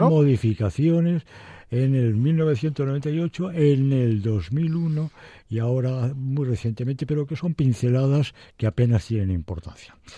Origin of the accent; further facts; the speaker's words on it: Madrid, Community of Madrid, Spain; yo nací en el Madrid de las Vistillas.